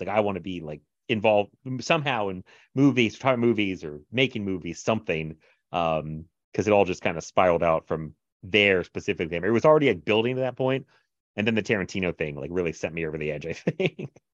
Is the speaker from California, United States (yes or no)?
no; Chesapeake, Virginia, United States; also born or lived in Florida; I grew up the same place I live now, actually. Uh, Chesapeake, Virginia